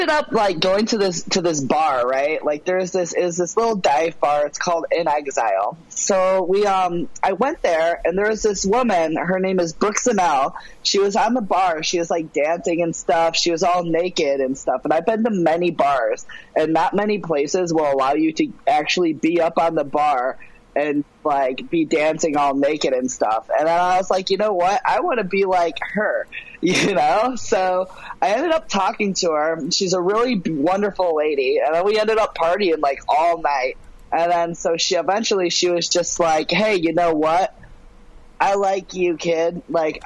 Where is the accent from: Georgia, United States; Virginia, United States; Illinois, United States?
Illinois, United States; Chicago; this is my hometown. I live in Chicago